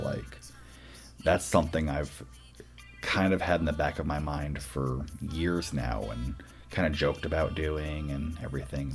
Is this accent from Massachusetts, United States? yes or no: yes; Boston, Massachusetts, United States; I'm from Boston.